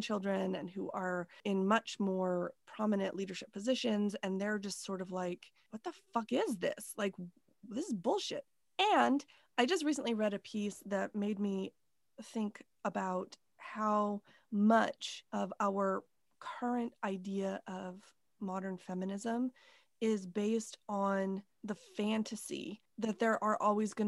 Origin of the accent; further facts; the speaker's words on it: United States; I'm American